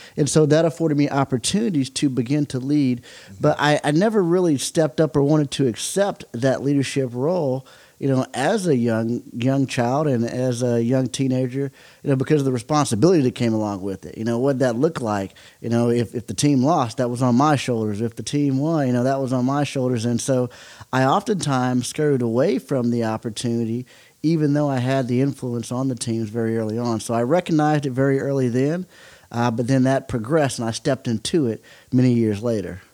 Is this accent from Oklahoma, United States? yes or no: yes; Oklahoma, United States; growing up in Oklahoma, baseball is is very very big.